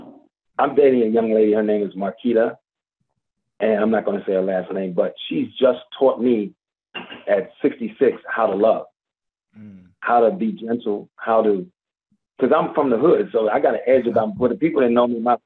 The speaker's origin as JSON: {"language": "English", "town": "Washington", "region": "District of Columbia", "country": "United States", "tie": "born or raised there", "moved": "as an adult", "lives_now": "Atlanta, United States", "said": "D.C., and that's my hometown."}